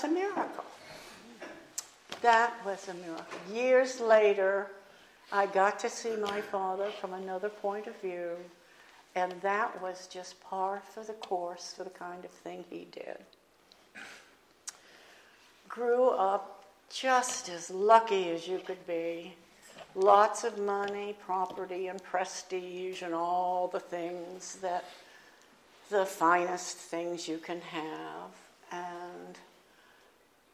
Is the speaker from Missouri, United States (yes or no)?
no; Boston, Massachusetts, United States; moved away; also born or lived in Avondale; I'm from Boston